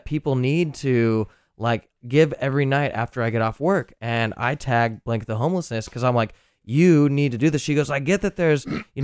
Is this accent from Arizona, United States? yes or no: yes; Arizona, United States; now in San Francisco, United States; I'm originally from Arizona, where all the political activation is all in the wrong way for me as who I was growing up in that area